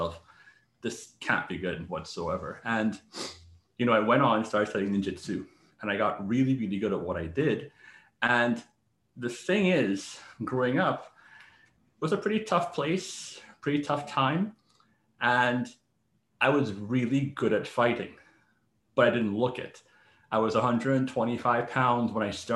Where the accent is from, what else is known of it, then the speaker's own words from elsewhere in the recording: Trinidad & Tobago; now in New York City, United States; I also had, you know, a pretty tough childhood growing up in Trinidad